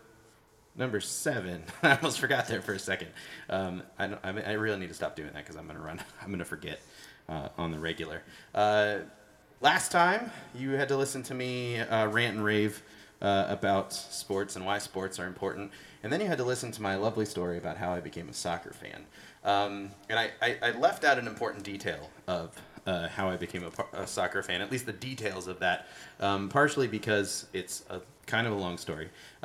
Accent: United States; my unknowledgeable American perspective

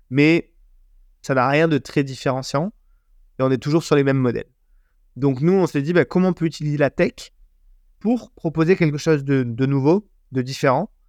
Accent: Marseille, Provence-Alpes-Côte d'Azur, France; Moi, je suis Marseillais, j'achète un maillot de l'OM.

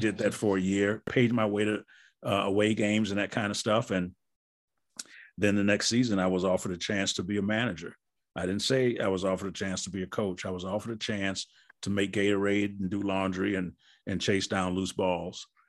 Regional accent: Wisconsin, United States; moved away; I'm from Wisconsin.

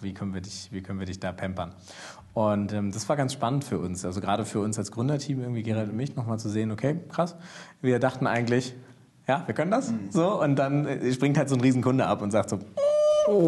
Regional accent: Germany; als, als Deutsche

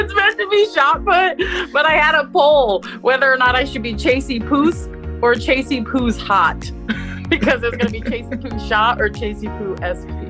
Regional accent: Illinois, United States; I was born in Illinois

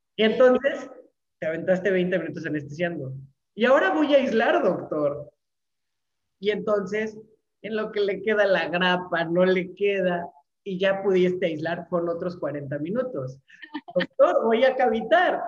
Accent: Mexico City, Mexico; moved away as an adult; now in Mérida, Mexico; Yo soy de la Ciudad de México

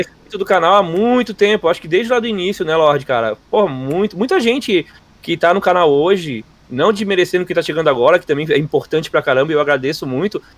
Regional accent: Florianópolis, Santa Catarina, Brazil; Eu sou de Floripa, não sou gaúcho

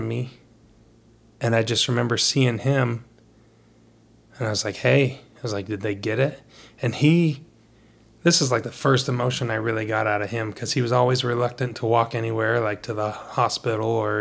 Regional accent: United States; also born or lived in Brazil; I'm a kid from America

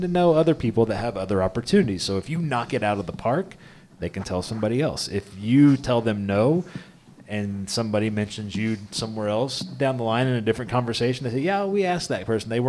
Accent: Midwest, United States; Growing up in the Midwest

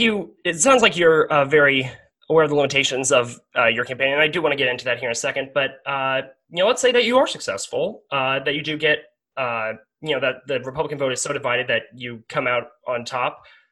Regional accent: Johnson County, Kansas, United States; I'm from Johnson County.

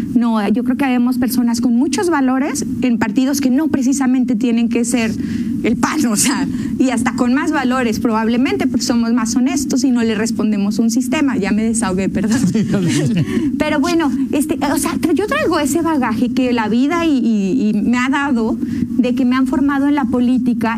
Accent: León, Guanajuato, Mexico; yo como leonesa

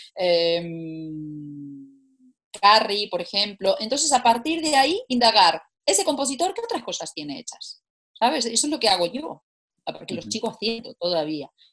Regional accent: Italy; now in Spain; como buena italiana

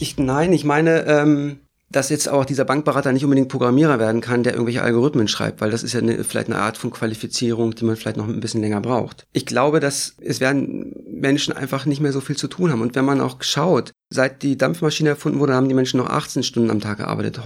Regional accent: East Germany, Germany; Ich bin in der DDR groß geworden

